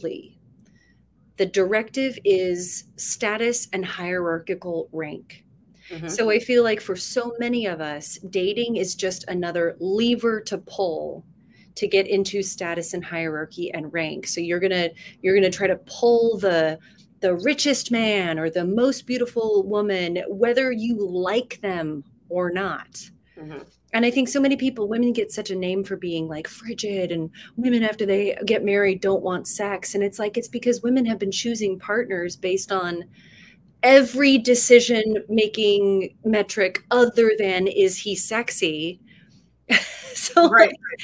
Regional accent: Salt Lake City, Utah, United States; I was raised in Salt Lake City as a Mormon.

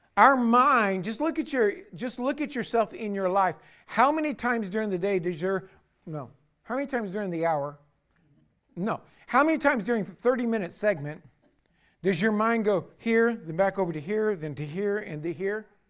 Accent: United States; as an American citizen

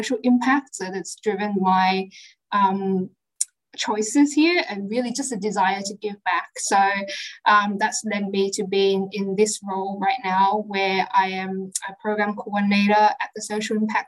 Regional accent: Sydney, New South Wales, Australia; I grew up in Western Sydney all my life.

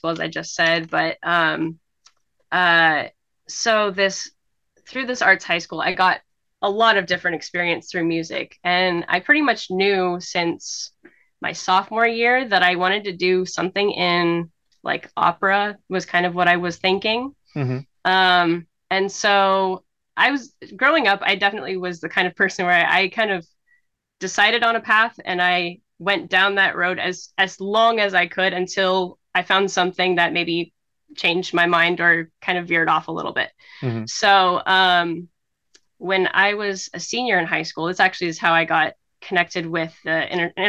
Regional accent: Huntington Beach, California, United States; I grew up in Southern California, in Huntington Beach

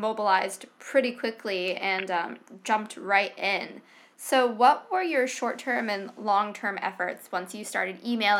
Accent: East Coast, United States; I grew up in the East Coast, so like I'm used to hurricanes

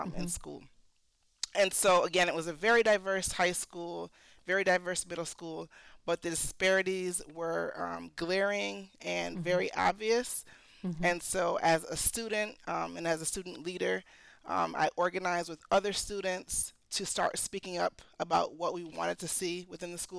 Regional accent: Connecticut, United States; also born or lived in New York / Philadelphia / Jamaica; I was raised mostly in Connecticut, but also in New York, and I went to school in Philadelphia

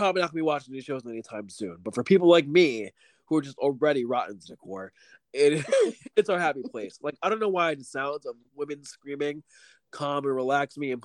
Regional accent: New York, United States; as a New Yorker

